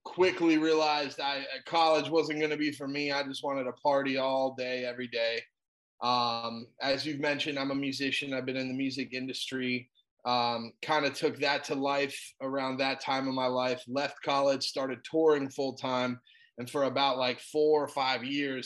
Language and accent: English; South Florida, United States; I'm from South Florida, born and raised, still here.